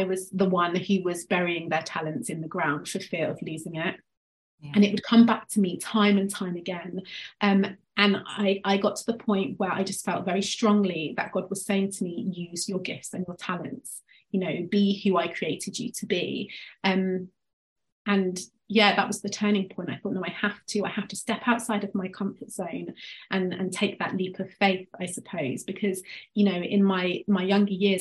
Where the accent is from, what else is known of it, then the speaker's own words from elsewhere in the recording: England, United Kingdom; now in Devon, United Kingdom; you can tell from my accent, I'm from England, but I live in a place which lacks in cultural diversity. A small city in the southwest called Devon, so it's the countryside.